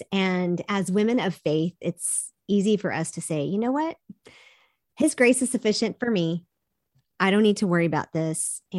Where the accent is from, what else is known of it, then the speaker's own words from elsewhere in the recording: South Korea; I grew up in Korea. We saw the multi-generational family in that culture all the time.